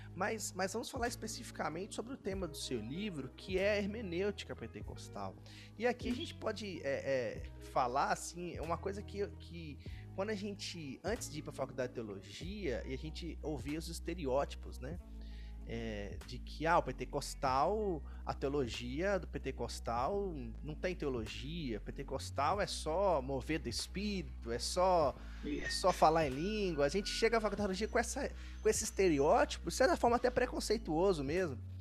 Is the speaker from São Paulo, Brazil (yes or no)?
no; Minas Gerais, Brazil; moved away; eu sou de Minas